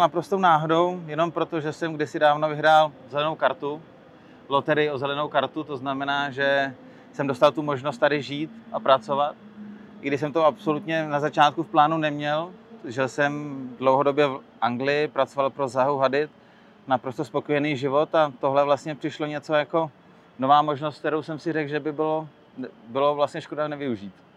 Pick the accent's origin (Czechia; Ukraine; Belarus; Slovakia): Czechia; moved away as an adult; also born or lived in London; now in New York, United States; u nás v Čechách